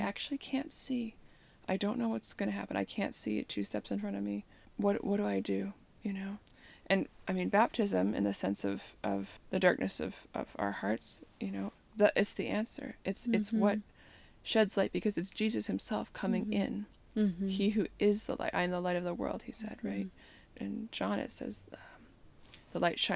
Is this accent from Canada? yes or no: yes; Canada; growing up in Canada, where, you know, when it's like negative 40